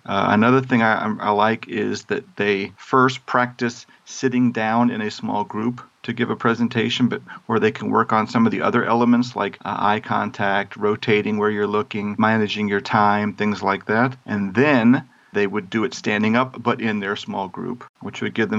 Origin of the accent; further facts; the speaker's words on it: Busan, South Korea; because I grew up in Busan, South Korea, and I can recommend some places?